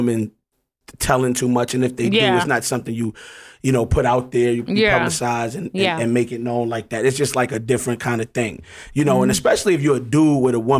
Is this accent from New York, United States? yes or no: yes; New York City, New York, United States; I'm just an animal, you know, from Harlem.